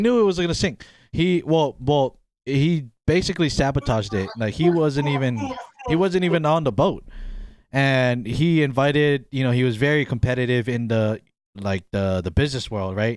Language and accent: English; Hawaii, United States; moved away as an adult; also born or lived in Pennsylvania; I was born and raised in Hawaii